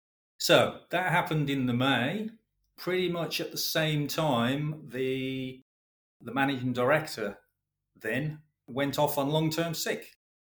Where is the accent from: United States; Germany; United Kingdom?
United Kingdom; Midlands; Obviously, as I've already mentioned, I'm a boy from the Midlands.